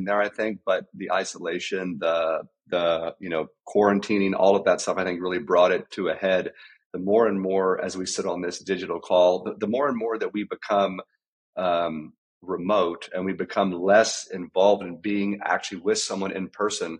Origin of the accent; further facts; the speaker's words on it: South Central Texas, United States; I grew up in South Central Texas. I grew up on a ranch.